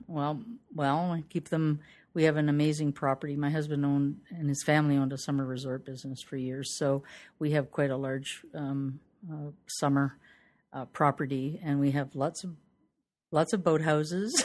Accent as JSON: {"language": "English", "town": "Toronto", "region": "Ontario", "country": "Canada", "tie": "born or raised there", "said": "I'm from Toronto, Ontario, Canada"}